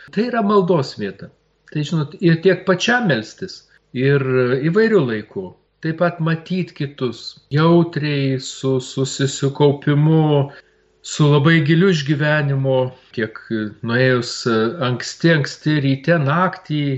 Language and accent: Lithuanian; Lithuania; mes lietuviai.